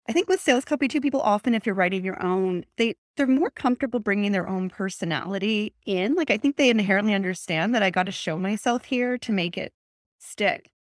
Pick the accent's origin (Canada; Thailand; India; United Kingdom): Canada; now in Atlantic Canada, Canada; I'm Canadian